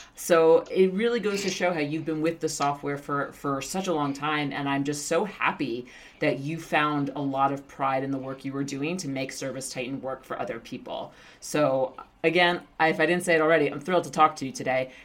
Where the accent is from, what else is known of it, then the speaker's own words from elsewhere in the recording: New York City, New York, United States; I'm from Queens